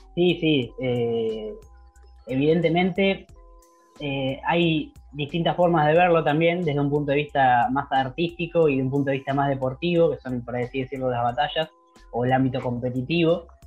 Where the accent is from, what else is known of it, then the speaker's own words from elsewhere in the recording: Capitán Sarmiento, Buenos Aires Province, Argentina; acá en mi pueblo, en Capitán Sarmiento, donde yo vivo